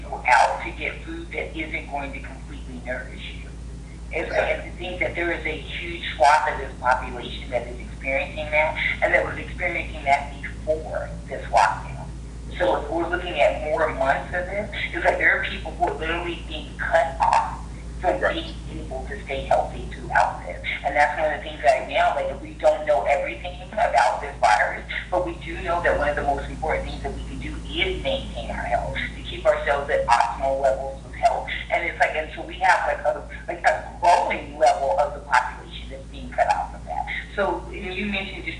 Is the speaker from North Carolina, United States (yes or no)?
no; Colorado, United States; also born or lived in Atlanta; I grew up here in Colorado